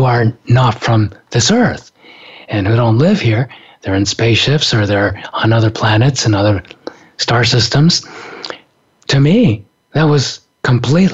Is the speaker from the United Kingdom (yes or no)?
no; Japan; moved away; From the time I was a little kid, growing up in Japan